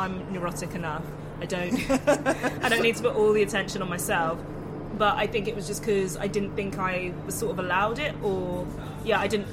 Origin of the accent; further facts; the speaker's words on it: London, United Kingdom; I grew up in London